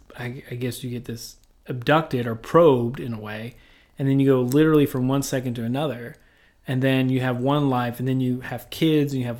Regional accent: Appalachian Kentucky, United States; I'm from Appalachian, Kentucky

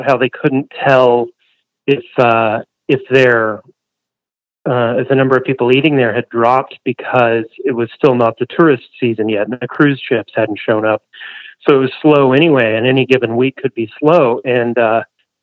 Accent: Canyon, Texas, United States; moved away as an adult; now in Portland, United States; I'm from Canyon, Texas.

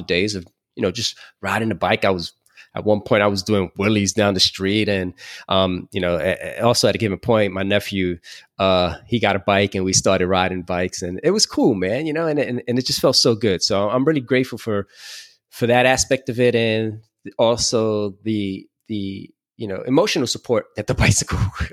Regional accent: New York City, New York, United States; growing up in New York City or in Brooklyn

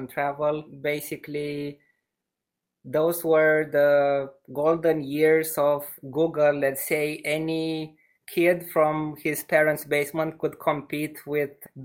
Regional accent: Romania; I had the chance to grow up in this city, which is smaller. It has 100,000 inhabitants in Romania.

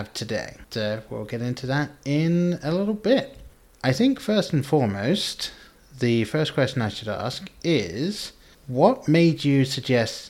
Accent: England, United Kingdom; moved away; I grew up in England

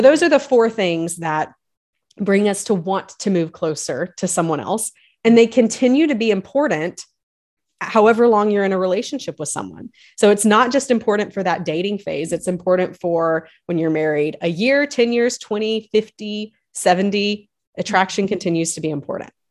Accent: the South, United States; we live just outside of Nashville now, but we we we grew up in the South

